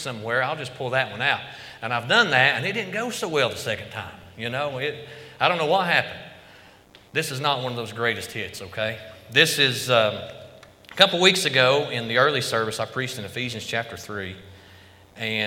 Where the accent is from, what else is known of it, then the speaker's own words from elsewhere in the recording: Carter County, East Tennessee, United States; moved away as an adult; also born or lived in Idaho; Me and my wife both, we grew up here in Carter County.